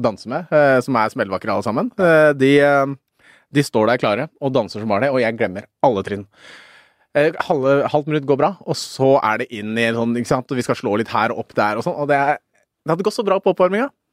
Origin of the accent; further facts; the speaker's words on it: Norway; jeg er født i Norge, men faren min er født på Kapp Verde.